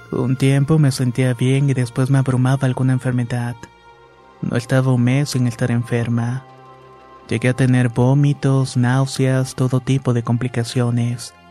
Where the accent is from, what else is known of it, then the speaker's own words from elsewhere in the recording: Michoacán, Mexico; Soy de Michoacán y todo comenzó cuando conocí a mi esposo.